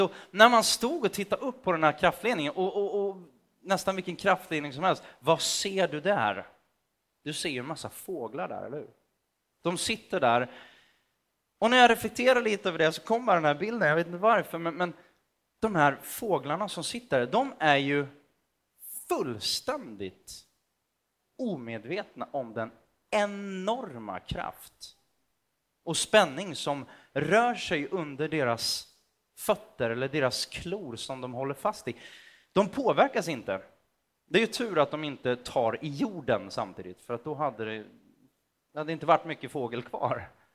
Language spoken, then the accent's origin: Swedish; Motala, Östergötland, Sweden; Jag växte upp i Motala, ganska nära Göta kanal